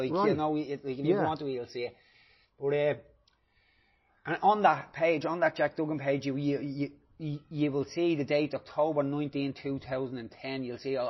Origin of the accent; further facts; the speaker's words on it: Dublin, Leinster, Ireland; I grew up in Trees' Gardens from the flats.